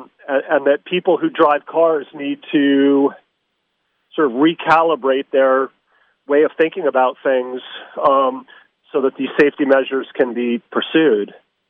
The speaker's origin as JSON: {"language": "English", "country": "United States"}